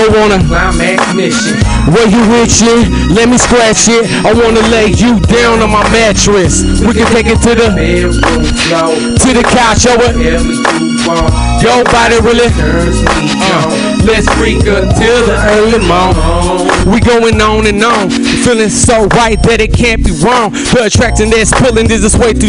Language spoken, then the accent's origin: English; San Jose, California, United States; I'm from the Bay Area right here, so you know what I'm saying? I'm from San Jose